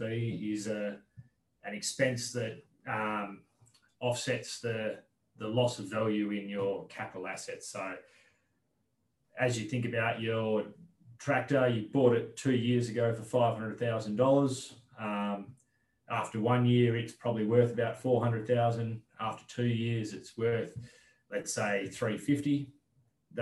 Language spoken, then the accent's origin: English; Dumbleyung, Western Australia, Australia; now in Perth, Australia; I grew up on farm in Dumbleyung, which is about 2.5 hours southeast of Perth.